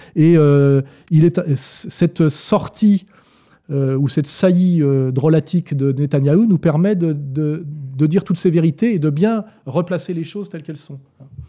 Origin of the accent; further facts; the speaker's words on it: France; also born or lived in Annemasse; Je suis arrivé en tant que Français